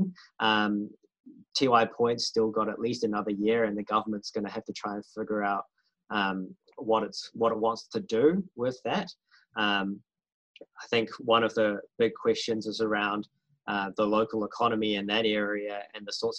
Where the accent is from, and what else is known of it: New Zealand